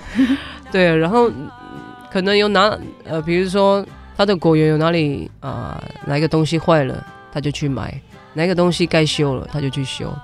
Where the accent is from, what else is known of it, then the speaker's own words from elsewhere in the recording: Shimen tribal village, Mudan Township, Pingtung County, Taiwan; first language Paiwan; Chinese is a second language; 我从小在部落长大嘛，就我到大学的时候才离开家乡，到外面念书这样